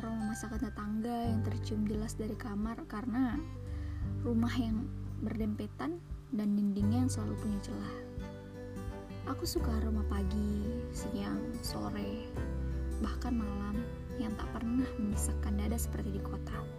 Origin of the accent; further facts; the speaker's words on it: Muara Badak, East Kalimantan, Indonesia; Aku dibesarkan di sini.